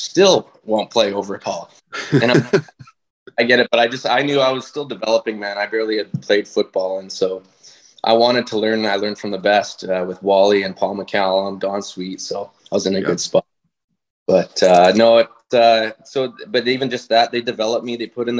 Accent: White Rock, British Columbia, Canada; I'm from White Rock, so I could, like, BC

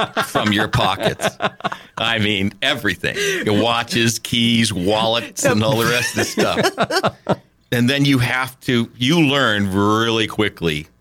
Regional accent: New England, United States; moved away as an adult; also born or lived in Lucca, Italy; a kid born and raised in New England

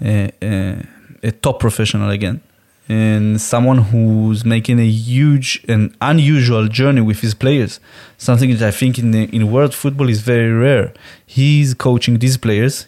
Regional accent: Jerusalem, Jerusalem District, Israel; I grew up in Jerusalem where buses were bombing.

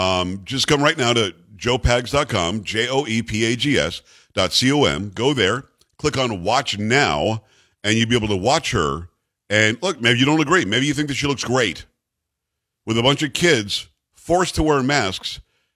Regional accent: New York, United States; moved away; I'm from New York originally

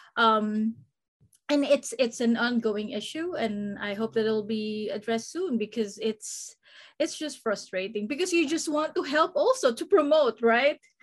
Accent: Philippines; also born or lived in Guam; now in Southern California, United States; I grew up in the Philippines

